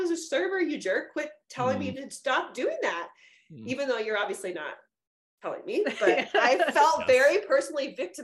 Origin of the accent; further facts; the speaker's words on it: California, United States; we're both from California